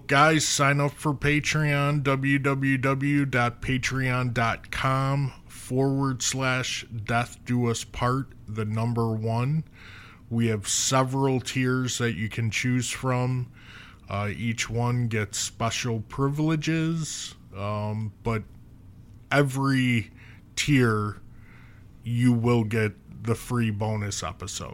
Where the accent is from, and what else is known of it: Orland Park, Illinois, United States; born or raised there